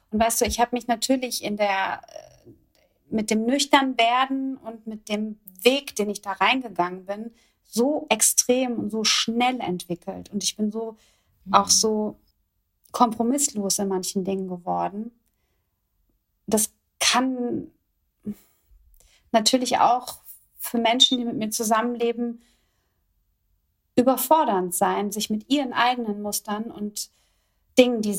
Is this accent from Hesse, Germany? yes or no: yes; Kronberg, Hesse, Germany; in einer Airbnb-Wohnung in meiner alten Heimat in Kronberg